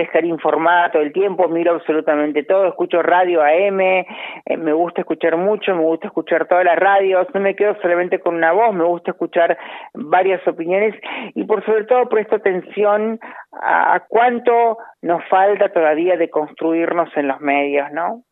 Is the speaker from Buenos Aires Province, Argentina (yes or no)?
no; Monte Maíz, Córdoba, Argentina; now in Buenos Aires, Argentina; Amo mi pueblo, Monte Maíz, lo amo, me encanta. En la provincia de Córdoba, en el sudeste